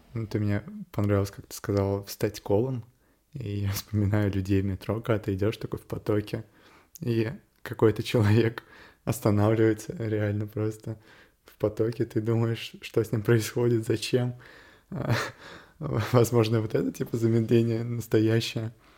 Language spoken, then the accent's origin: Russian; Moscow, Russia; Я родился и вырос в Москве